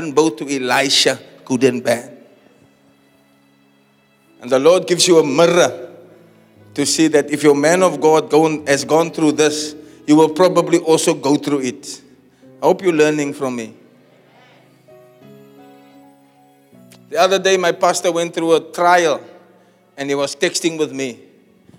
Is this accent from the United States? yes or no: no; Uitzicht, Western Cape, South Africa; also born or lived in Elsies River; I was born in Elsies. I grew up in Uitzicht and I live near Chestnut Place.